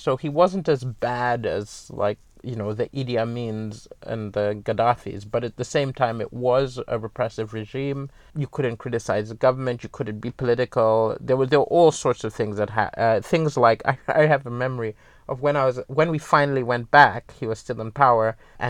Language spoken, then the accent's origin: English; Malawi; It was weird because even though it was home, I didn't fit in because, you know, my accent was wrong, my values were wrong. I had a Malawian name, but I didn't see Malawian. Now I feel comfortable in Malawi